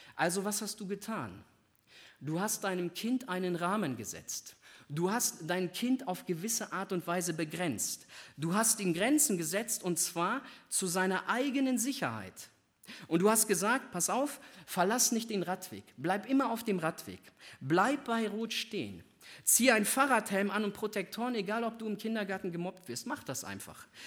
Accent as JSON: {"language": "German", "region": "Northern Germany", "country": "Germany", "said": "ich komme aus Norddeutschland"}